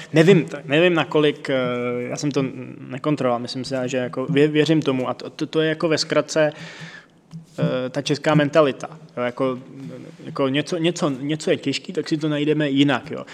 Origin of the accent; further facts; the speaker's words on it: Czechia; jsme Češi